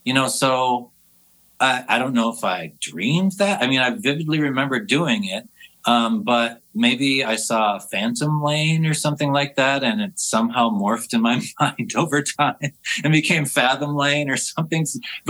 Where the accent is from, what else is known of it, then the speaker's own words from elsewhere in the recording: Minneapolis, Minnesota, United States; I just remember buying the … … and Northern Lights in downtown Minneapolis